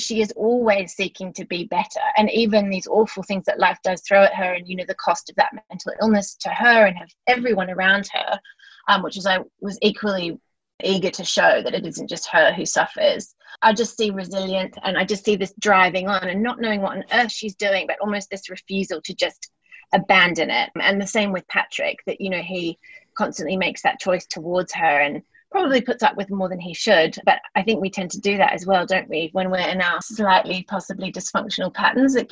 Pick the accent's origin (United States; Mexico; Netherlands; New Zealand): New Zealand; also born or lived in London; now in Australia; I'm from New Zealand originally, and I've lived in Australia for a long time